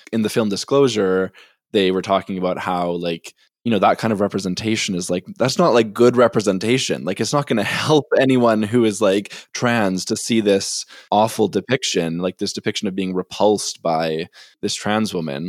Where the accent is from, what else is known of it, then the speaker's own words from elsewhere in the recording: Winnipeg, Manitoba, Canada; I'm from Winnipeg